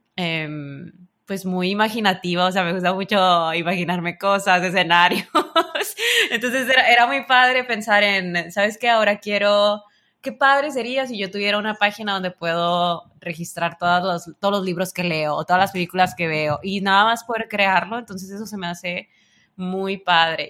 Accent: Sinaloa, Mexico; otro mexicano

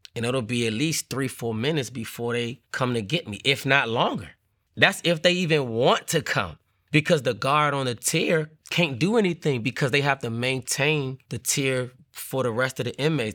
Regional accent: Washington, District of Columbia, United States; growing up in Washington, D C, the neighborhood, it was called Paradise

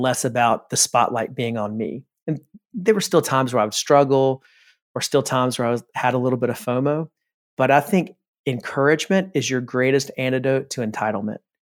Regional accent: South Carolina, United States; I grew up in South Carolina

